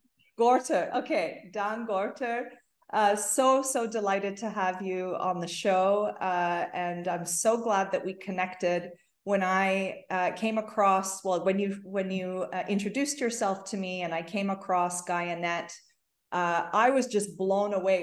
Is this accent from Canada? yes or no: yes; Toronto, Ontario, Canada; I grew up in Toronto